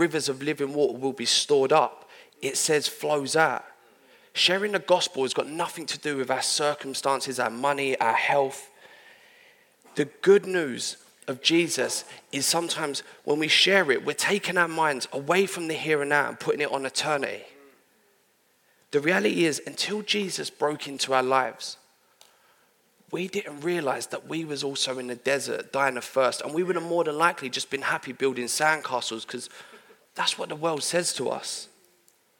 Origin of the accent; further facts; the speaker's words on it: London, United Kingdom; I'm from London